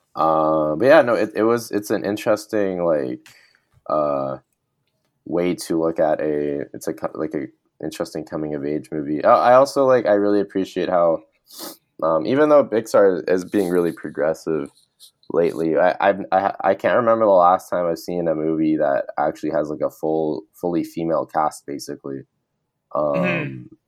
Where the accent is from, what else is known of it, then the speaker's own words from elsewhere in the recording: Canada; as a Canadian